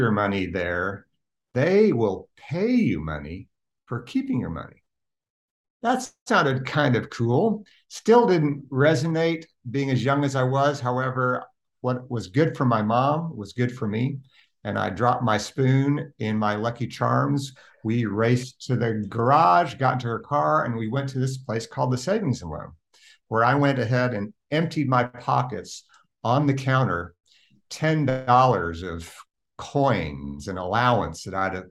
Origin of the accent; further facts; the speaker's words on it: Oklahoma City, Oklahoma, United States; I was born and raised in Oklahoma City